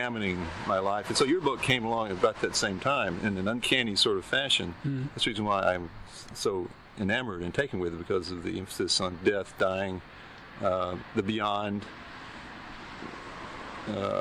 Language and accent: English; Philadelphia, Mississippi, United States; moved away; being from Mississippi, the middle of Mississippi, I'm growing up there in my formative years